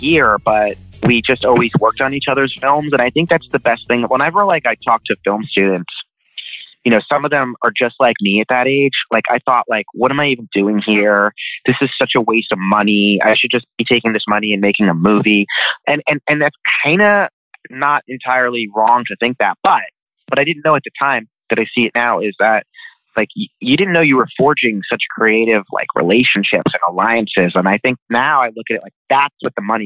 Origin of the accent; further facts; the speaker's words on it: Glen Rock, New Jersey, United States; also born or lived in Manhattan, New York; I was born in Manhattan, but we moved to northern New Jersey when I was 5. And everybody kind of knows this place called Paramus, New Jersey. I guess that's like a giant, like there's a million malls there. And whenever you say Paramus, lots of people are familiar with it. And I grew up in a town right next to Paramus called Glen Rock.